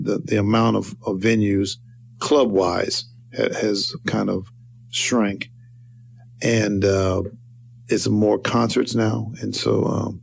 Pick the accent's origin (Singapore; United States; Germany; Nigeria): United States; Denver, Colorado; moved away; also born or lived in Carthage, Missouri; Denver, where I got married, my hometown, my town I grew up in, hometown